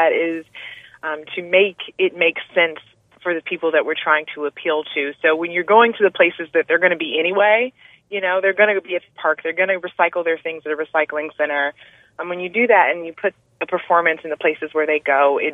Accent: Detroit, Michigan, United States; moved away as an adult; also born or lived in Las Vegas; my hometown

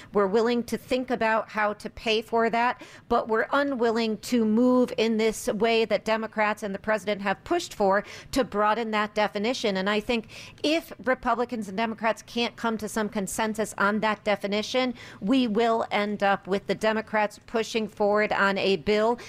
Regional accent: United States; as an American and a political scientist

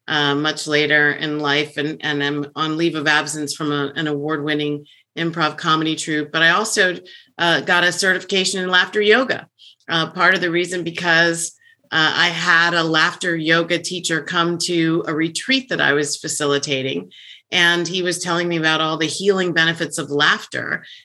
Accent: Virginia, United States; I went to high school and undergrad in Virginia. So I'm from the East Coast.

